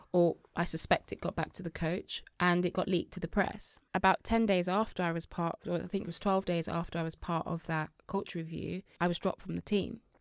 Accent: Birmingham, West Midlands, United Kingdom; also born or lived in Nigeria; a young girl from Birmingham

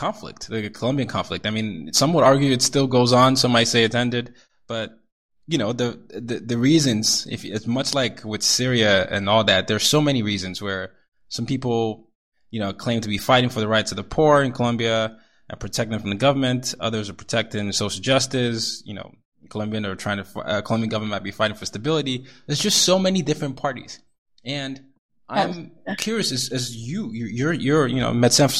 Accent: Nigeria; I'm Nigerian. I'm from the Yoruba tribe

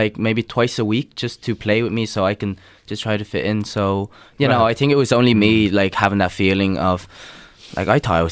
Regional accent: Ireland; also born or lived in Vietnam; me growing up in Ireland and on the western side of the earth

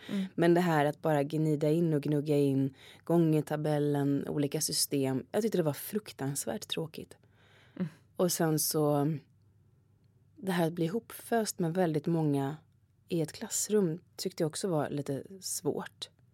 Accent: Gothenburg, Västra Götaland, Sweden; moved away as an adult; now in Stockholm, Sweden; Jag kommer från Göteborg så det är ju väldigt politiskt, eller mycket var ju politiskt där i min uppväxt

